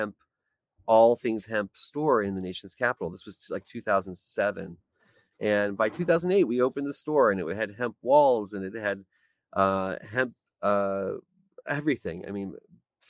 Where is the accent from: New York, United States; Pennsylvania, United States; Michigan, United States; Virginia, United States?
Pennsylvania, United States; Pittsburgh; moved away as an adult; now in Washington, D.C., United States; I was born in Pittsburgh, Pennsylvania, where I graduated high school from Taylor Alderdice.